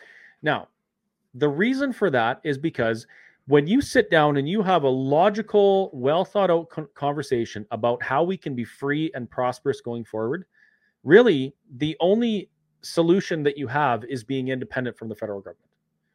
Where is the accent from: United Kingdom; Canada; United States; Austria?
Canada; I ended up in jail because I'm a Canadian citizen and it's my charter right to protest.